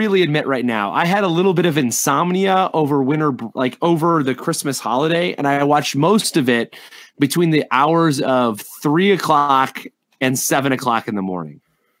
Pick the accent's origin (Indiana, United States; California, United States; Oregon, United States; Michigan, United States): Michigan, United States; Saginaw; also born or lived in Merrill, Michigan; As a man who grew up in Michigan